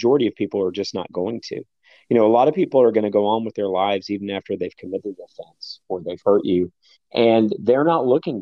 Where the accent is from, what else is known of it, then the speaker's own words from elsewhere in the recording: the South, United States; growing up in the South